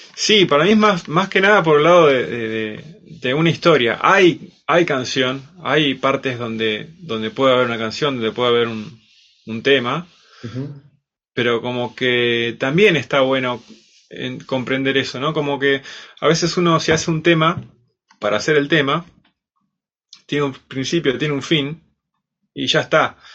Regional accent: Bariloche, Río Negro, Argentina; de Bariloche, nací acá. Y, bueno, también me empecé a, estudiar acá de pequeño, a los 5 años, música

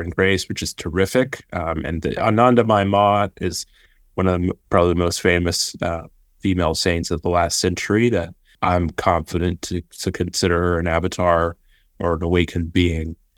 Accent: Austin, Texas, United States; I grew up in Austin, Texas. I, I, my family's all Austinites

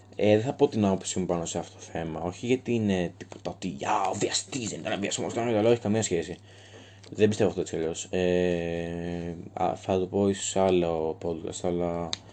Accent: Thrace, Greece; είμαι πανθρακικό, γιατί είμαι από τη Θράκη

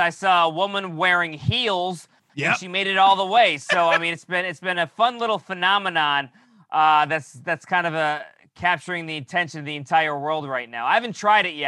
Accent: New York, United States; I'm from New York

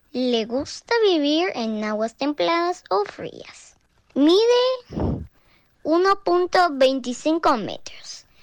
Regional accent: Guatemala; de Guatemala.

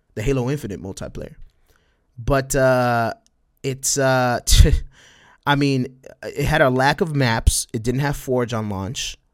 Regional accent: El Paso, Texas, United States; accent: Spanish twang; I'm from El Paso, Texas, right? but I'm right next to Juaritos, right? Right next to Mexico, right? So I got a little, I got a little bit, a little bit of that Spanish twang

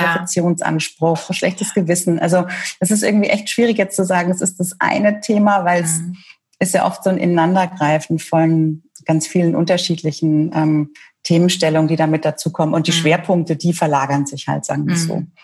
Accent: Franconia, Bavaria, Germany; now in Munich, Germany; Ich bin gebürtige Fränkin, ähm, mittlerweile Wahlmünchnerin

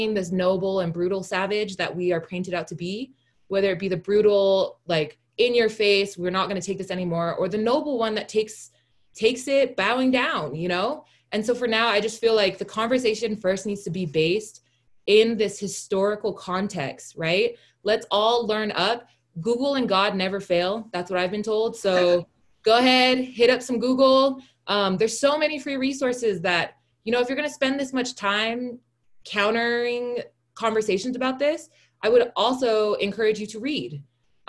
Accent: Pago Pago, Tutuila, American Samoa; now in United States; I'm a national. I'm from Tutuila. I was born in Pongopongo.

